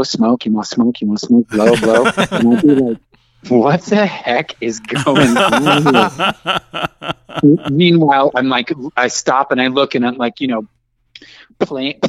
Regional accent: New York City, New York, United States; moved away as an adult; also born or lived in Los Angeles / Atlanta, Georgia; now in Georgia, United States; I'm a native New Yorker, so I was actually born and raised in Manhattan from the time of my birth until I was about 24 years old when I moved out to Los Angeles

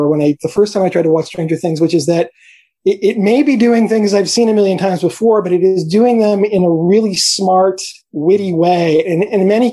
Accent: New York City, New York, United States; I grew up in New York City

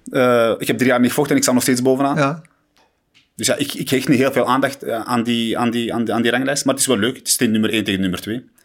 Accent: Morocco; ik ben, ik ben een Marokkaan natuurlijk en, en ik hou ervan wanneer Marokkanen vechten en winnen.

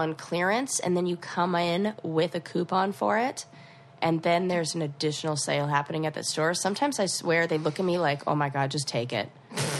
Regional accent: California, United States; I'm from California, so we do everything, like, a little weird like that.

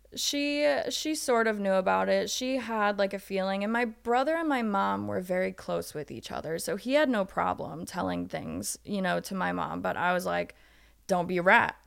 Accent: Ohio, United States; I grew up in a small town in Ohio.

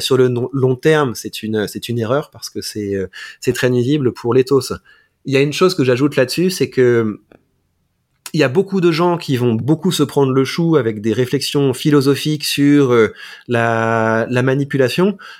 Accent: Mantes-la-Jolie, Île-de-France, France; J'ai grandi à Mantes-la-Jolie, donc c'est vraiment la banlieue parisienne

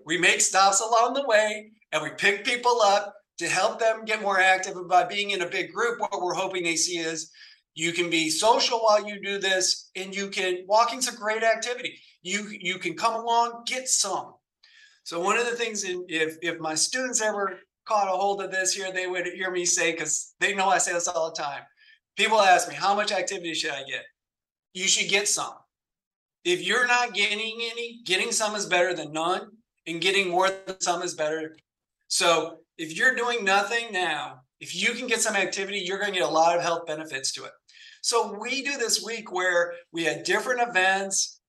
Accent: South Bend, Indiana, United States; moved away as an adult; also born or lived in San Diego, California / Greenville, North Carolina; I grew up in South Bend, Indiana

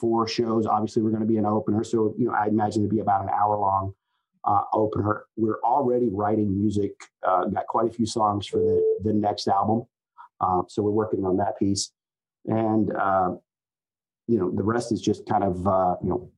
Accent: Richmond, Virginia, United States; growing up in Richmond, I mean, or outside of Richmond

